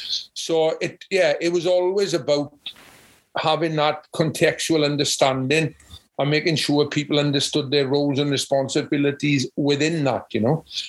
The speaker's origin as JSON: {"language": "English", "town": "Llanelli", "region": "Wales", "country": "United Kingdom", "said": "because I came from Llanelli, which is a top level of rugby, and played for Wales"}